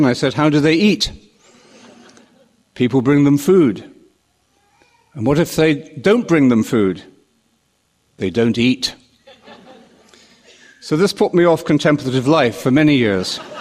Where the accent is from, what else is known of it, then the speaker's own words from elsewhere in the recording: London, United Kingdom; When I was a young boy growing up in London, I used to walk to Portobello Market